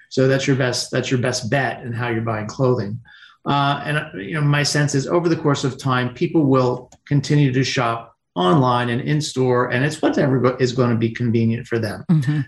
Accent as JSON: {"language": "English", "region": "Pennsylvania", "country": "United States", "tie": "born or raised there", "said": "working in Pennsylvania in the wintertime, uh, construction or even milking cows"}